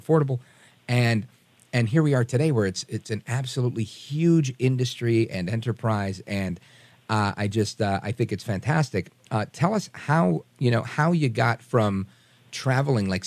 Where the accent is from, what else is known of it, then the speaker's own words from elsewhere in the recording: New York City, New York, United States; now in New Jersey, United States; I grew up in Brooklyn, New York